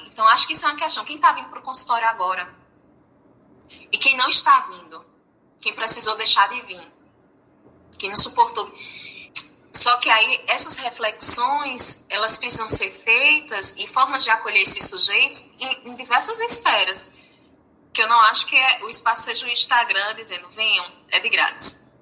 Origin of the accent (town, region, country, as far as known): Paraíba, Brazil; accent: Paraíba